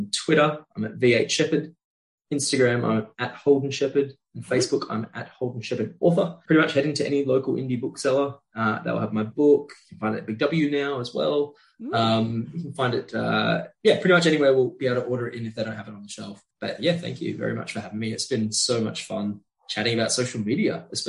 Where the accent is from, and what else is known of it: Australia; born or raised there